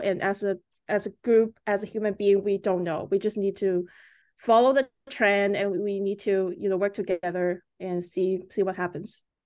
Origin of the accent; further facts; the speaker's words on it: China; moved away as an adult; also born or lived in Canada / United States; now in Vancouver, Canada; I was growing up in China until, uh, eighteen years old, and I came to Canada.